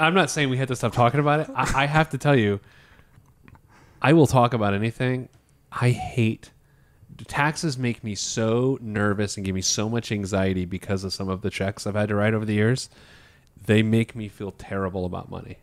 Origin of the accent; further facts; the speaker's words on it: Indianapolis, Indiana, United States; I went to Pike High School in Indianapolis.